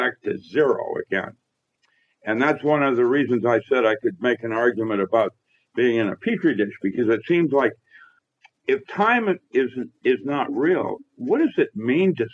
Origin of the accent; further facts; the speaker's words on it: Philippines; when I was growing up in the Philippines, I had Latin in second grade